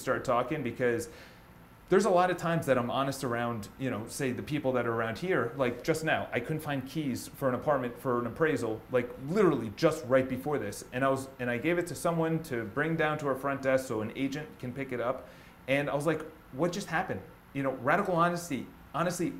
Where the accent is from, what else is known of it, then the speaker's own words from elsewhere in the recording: Ireland; I'm Irish. It's in my family